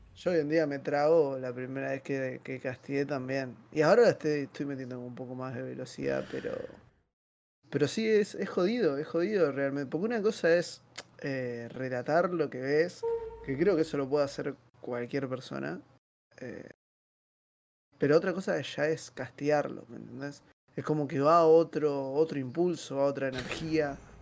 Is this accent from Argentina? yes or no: yes; Buenos Aires, Argentina; Soy de Villaluro